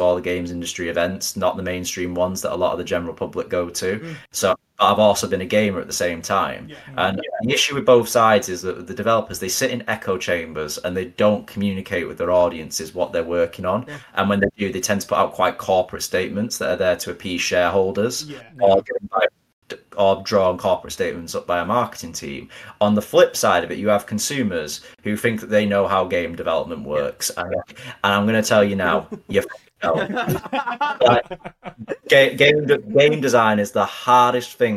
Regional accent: Manchester, North West England, United Kingdom; I'm a Mancunian through and through, and I'm super proud. I love my city.

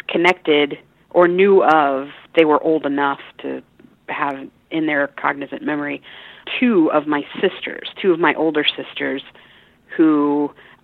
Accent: Orlando, Florida, United States; also born or lived in Los Angeles, California; I was brought over at a very early age by my mom to Orlando, Florida

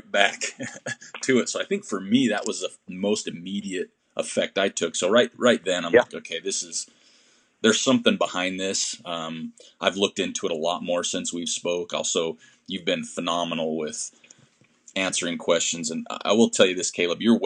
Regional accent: Utah, United States; I'm from Utah.

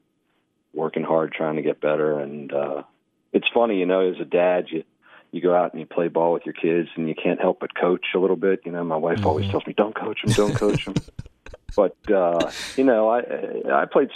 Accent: Baltimore, Maryland, United States; moved away as an adult; I grew up in Baltimore, Maryland

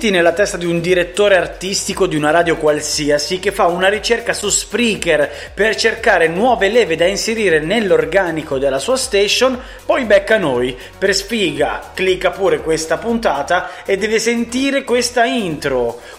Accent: Bari, Apulia, Italy; niente, sono di Bari, di Bari.

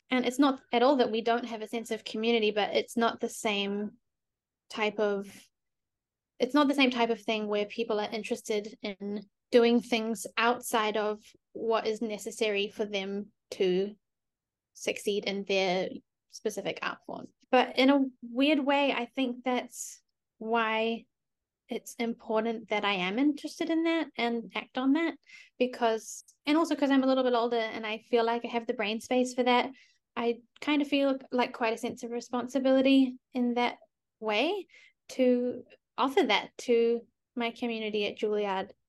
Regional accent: New Zealand; moved away as an adult; now in United States; why do I speak English if I'm from New Zealand

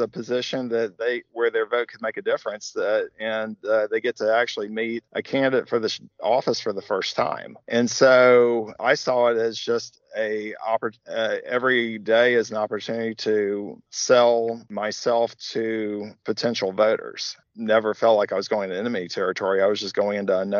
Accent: Montgomery, Alabama, United States; moved away as an adult; also born or lived in Birmingham, Alabama; I'm born and raised in Montgomery.

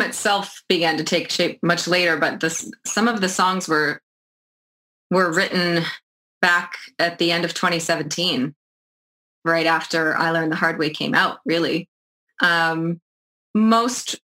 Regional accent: New Brunswick, Canada; moved away as an adult; also born or lived in Toronto; now in Charlottetown, Canada; I'm from New Brunswick, and I did live in Toronto for about 10 years

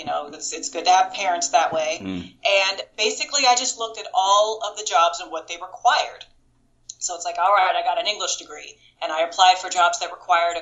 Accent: Kansas, United States; moved away; also born or lived in Florida / Las Vegas; I'm from Kansas originally.

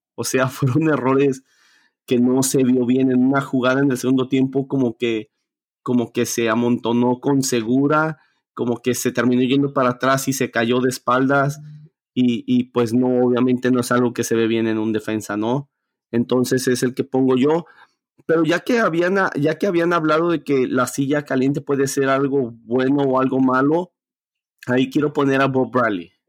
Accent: Mexico; yo como latino, yo como mexicano

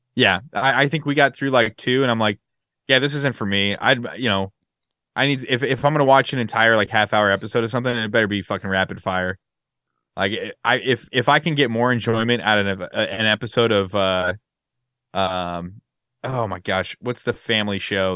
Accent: West Coast, United States; moved away; I'm from the West Coast

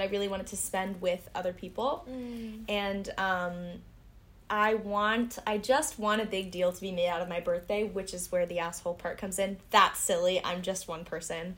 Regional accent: United States; accent: American; moved away as an adult; now in France; I'm from America

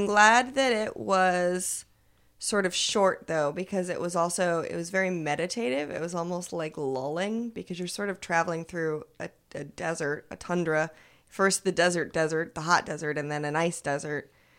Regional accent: Seattle, Washington, United States; I'm from Seattle.

